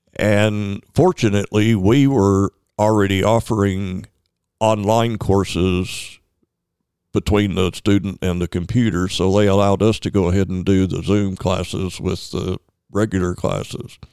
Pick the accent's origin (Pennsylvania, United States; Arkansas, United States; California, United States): Arkansas, United States; North Little Rock; also born or lived in Searcy; I grew up in North Little Rock and went to Searcy to college and came back to North Little Rock.